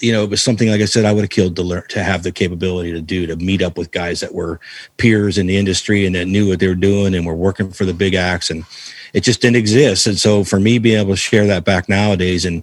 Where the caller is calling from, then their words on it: Cleveland, Ohio, United States; Uh, right now I'm in Cleveland, Ohio.